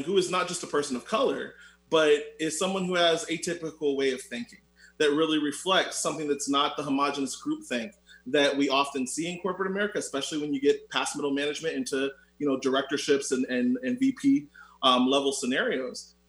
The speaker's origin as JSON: {"language": "English", "town": "Orlando", "region": "Florida", "country": "United States", "said": "I'm also from Orlando, Florida."}